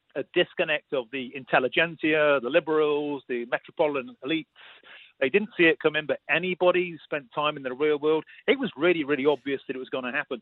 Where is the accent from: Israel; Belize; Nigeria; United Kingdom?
United Kingdom; I was being typically British about it